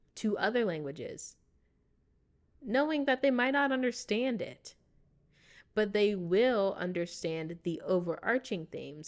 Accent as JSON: {"language": "English", "country": "United States", "tie": "born or raised there", "accent": "American English", "first_language": "English", "said": "I speak American English because I grew up here in America."}